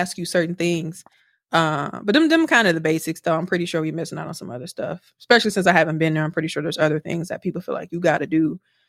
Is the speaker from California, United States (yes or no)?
no; Milwaukee, Wisconsin, United States; now in Houston, United States; I'm from like the East Side area too.